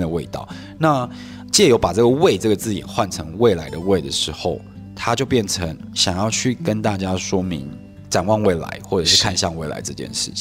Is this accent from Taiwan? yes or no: yes; Hualien, Hualien County, Taiwan; also born or lived in Kaohsiung; 其实是高雄出生，然后在花莲长大